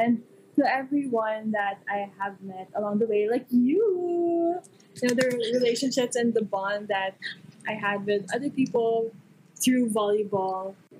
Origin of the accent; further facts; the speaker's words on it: Bacolod, Negros Island Region, Philippines; now in Manila, Philippines; I'm from Bacolod and my home is there.